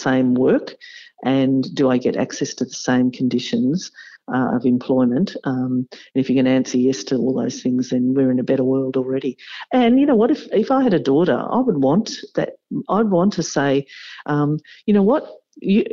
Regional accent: Victoria, Australia; being back in my home state in Victoria

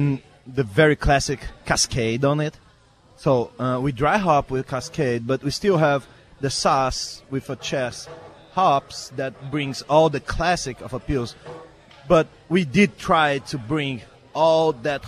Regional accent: Brazil; English is a second language; I am from Brazil.

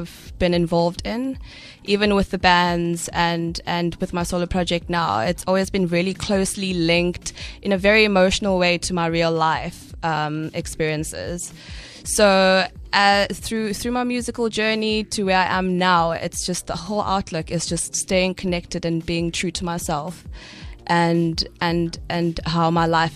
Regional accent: Durban, KwaZulu-Natal, South Africa; also born or lived in Swaziland; now in Cape Town, South Africa; I was born in Swaziland, Gumswati, and I was raised in Durban. I left Swaziland when I was about 7

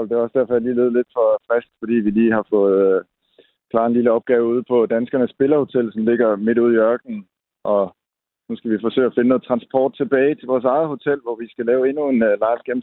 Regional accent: Denmark; når man som dansker er vant til ultimativ frihed og selvfølgelig også pressefrihed

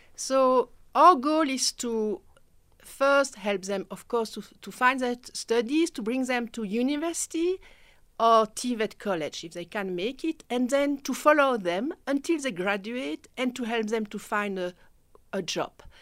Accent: Belgium; first language French; English is a second language; moved away as an adult; now in South Africa; I'm from Belgium

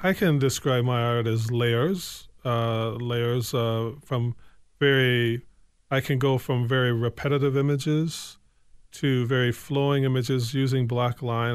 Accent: Evanston, Illinois, United States; also born or lived in Lowertown, Saint Paul; now in Saint Paul, United States; I'm from Evanston, Illinois, uh, uh, so, uh, some people would like to say Chicago, but I'm from Evanston proper.

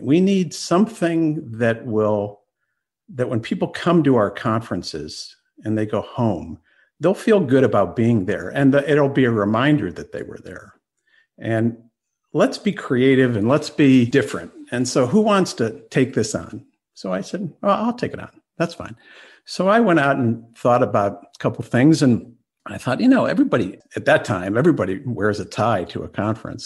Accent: Washington, District of Columbia, United States; I grew up in Washington, D.C.

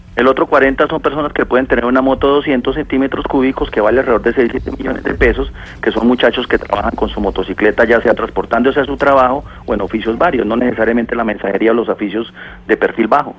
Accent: Villavicencio, Meta, Colombia; Yo soy de Villavicencio

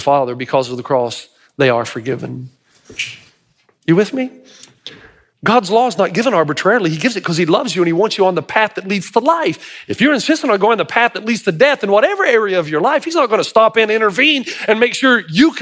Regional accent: Tennessee, United States; I'm from Tennessee

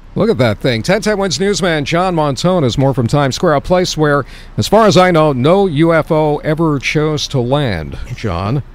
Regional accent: Oceanside, New York, United States; live in my hometown of Oceanside, Long Island

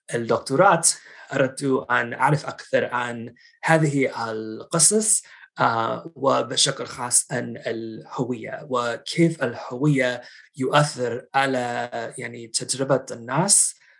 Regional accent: outside Boston, Massachusetts, United States; Arabic is a second language; now in Washington, D.C., United States; أنا نشأت في آه، ولاية ماساتشوستس يعني من خارج مدينة باستن

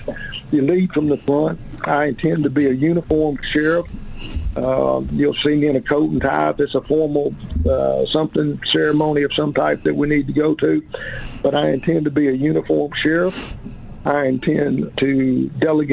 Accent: Arkansas, United States; also born or lived in Malawi / Uganda / Mozambique; I was born and raised here in Arkansas

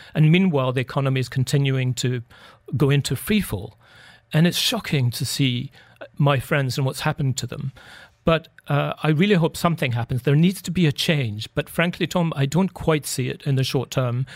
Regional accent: United Kingdom; we're both British

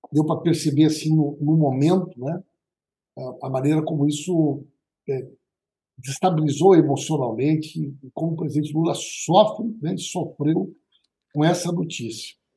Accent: Santa Maria, Rio Grande do Sul, Brazil; Eu sou de Santa Maria, uma cidade marcada pela tragédia da Boate

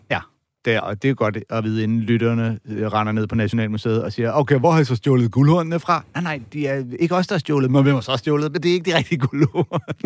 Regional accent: Denmark

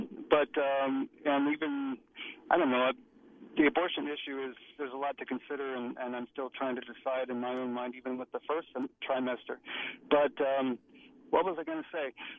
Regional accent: Virginia, United States; moved away as an adult; now in Tampa, United States; I'm from Virginia. I lived in Virginia the first 28 years of my life, and my family's from there, too

